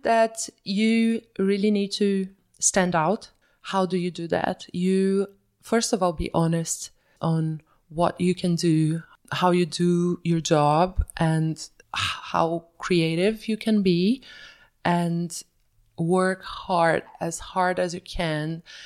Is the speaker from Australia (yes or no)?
no; Belo Horizonte, Minas Gerais, Brazil; moved away as an adult; also born or lived in São Paulo / Bahia; now in Zurich, Switzerland; I was born and raised in Belo Horizonte until I was five years old